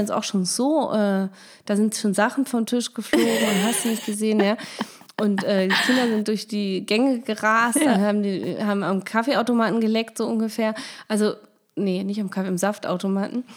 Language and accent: German; Germany; man wurde sofort als Deutsche geoutet